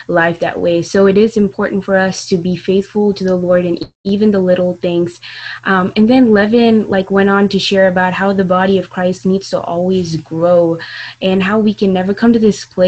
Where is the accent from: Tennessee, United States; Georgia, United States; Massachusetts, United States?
Georgia, United States; Atlanta; I'm from Atlanta